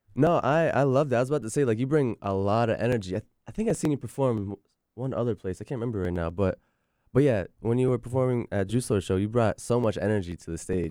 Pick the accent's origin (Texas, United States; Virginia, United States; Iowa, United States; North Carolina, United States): Virginia, United States; Virginia Beach; moved away as an adult; I come from Virginia Beach